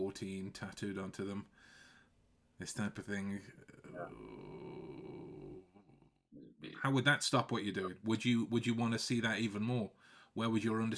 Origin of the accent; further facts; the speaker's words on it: Stoke-on-Trent, West Midlands, United Kingdom; we have Duck in Stoke.